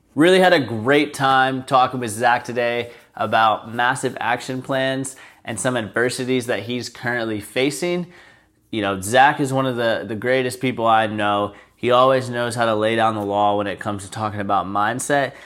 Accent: Charleston, United States; moved away; when my parents, uh, moved from Charleston, obviously it was very sad. That's where I grew up

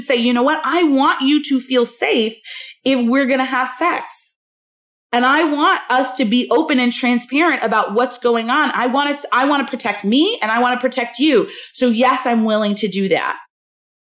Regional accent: Southern California, United States; now in Chicago, United States; so we live in Chicago. I'm from Southern California

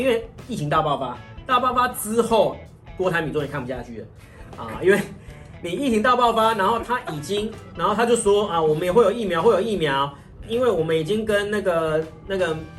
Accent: Taiwan; 我们台湾人

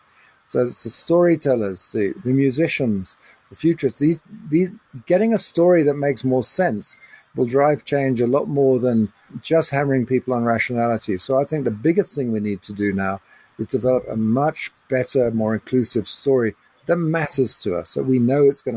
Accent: England, United Kingdom; now in South Africa; I was brought up in England

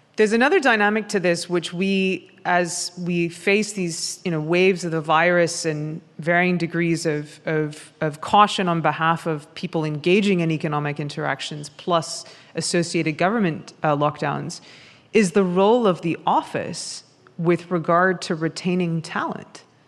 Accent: New York City, New York, United States; I speak as a New Yorker

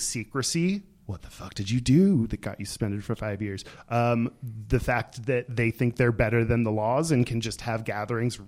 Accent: Texas, United States; I grew up in Texas

